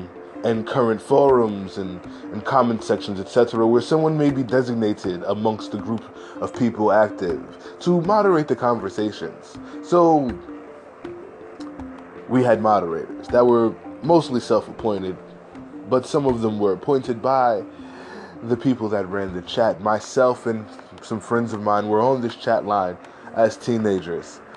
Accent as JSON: {"language": "English", "region": "New York", "country": "United States", "said": "I am from New York in America"}